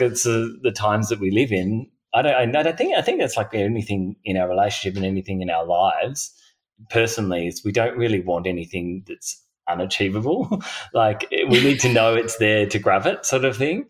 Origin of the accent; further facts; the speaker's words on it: Hobart, Tasmania, Australia; I grew up in Tassie